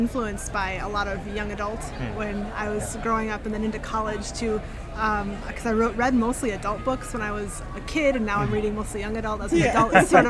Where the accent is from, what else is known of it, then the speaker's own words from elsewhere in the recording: Minnesota, United States; now in Austin, United States; So I'm from Austin, Texas. I actually grew up in Minnesota. You'll notice I don't have the Texas twang.